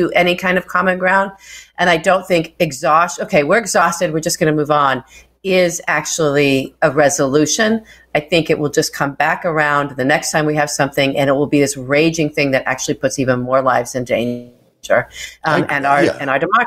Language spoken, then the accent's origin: English; Wichita, Kansas, United States; moved away; a big part of my growing up from age 6 to 16, I grew up in Wichita, Kansas